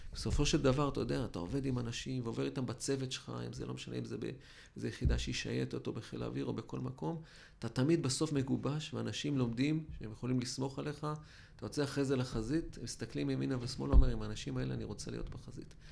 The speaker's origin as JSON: {"language": "Hebrew", "country": "Israel"}